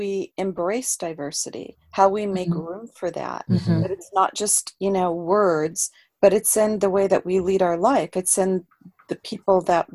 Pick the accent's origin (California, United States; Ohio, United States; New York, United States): California, United States; Los Angeles; I grew up in Los Angeles, California